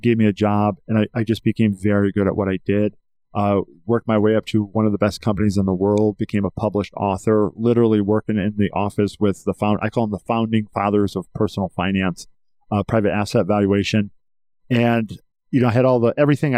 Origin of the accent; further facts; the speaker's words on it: Northwest Indiana, United States; I'm proud to be a farm kid from Indiana, Northwest Indiana.